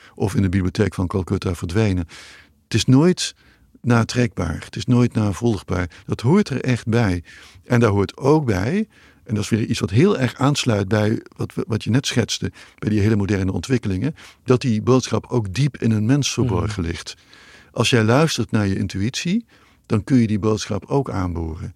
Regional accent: Netherlands; ik ben in Nederland nog opgegroeid

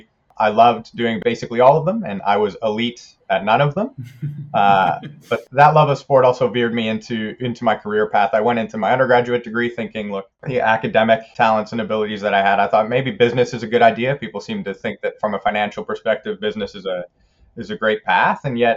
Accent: Canada; also born or lived in South Africa / New Zealand; I kind of grew up a bit of a citizen of the world. I was born in South Africa. I lived in New Zealand 5 years, did most of my school years in Canada, and I'm a citizen of all three countries still.

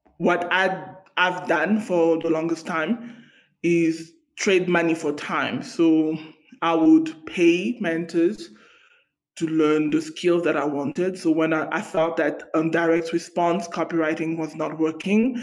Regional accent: South Africa; I come from South Africa

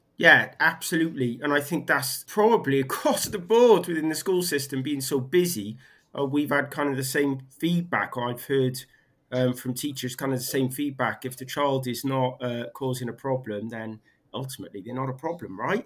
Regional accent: Barry, Wales, United Kingdom; also born or lived in Cardiff; I, am equally a, a, proud a proud Welshman, Cardiffian. Well, Barry

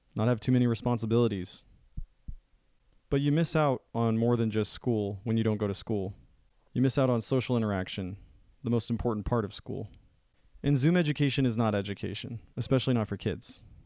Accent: United States; as an American

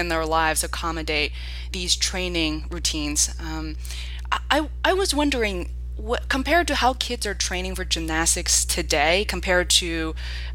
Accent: Beijing, China; moved away; I'm originally from Beijing, China

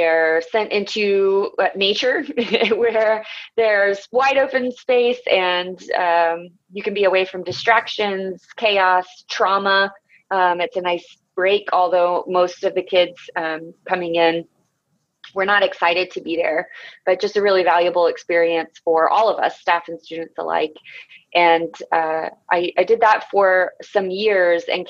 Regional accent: Florida, United States; moved away as an adult; also born or lived in Colorado; now in Asheville, United States; I grew up in Florida, and I went to college in my hometown

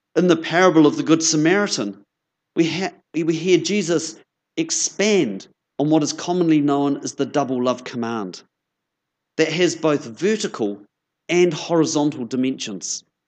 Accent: Christchurch, Canterbury, New Zealand; moved away as an adult; now in Nelson, New Zealand; it's lovely to be back in Christchurch. As Jenny said, this is my hometown. I grew up down the road in Ilam

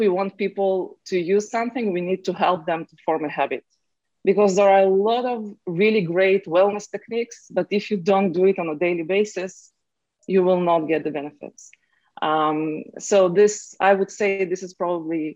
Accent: Israel; moved away as an adult; now in Silicon Valley, United States; I'm originally from Israel

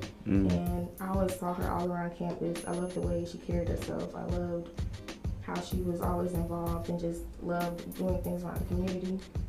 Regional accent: Carrollton, United States; So growing up in Carrollton, it's a majority white town, and I won't lie, as an African American there, you can kind of feel like an outcast

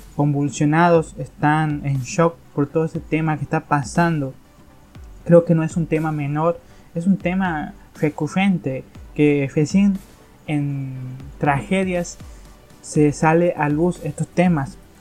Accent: Argentina; aquí en mi país se está dando en Argentina

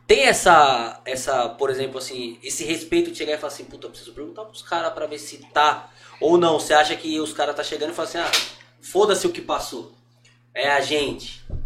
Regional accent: Brazil; como brasileiro

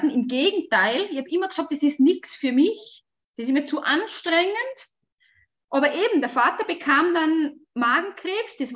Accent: Switzerland; Wir hatten eine ich bin in der Schweiz aufgewachsen. Wir hatten eine kleine Mietwohnung.

